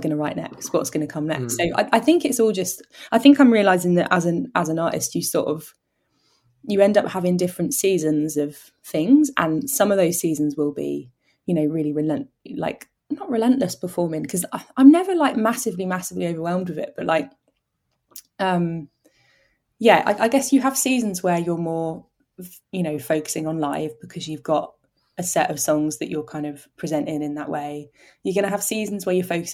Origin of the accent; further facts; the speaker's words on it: Oxford, South East England, United Kingdom; where I grew up in Oxford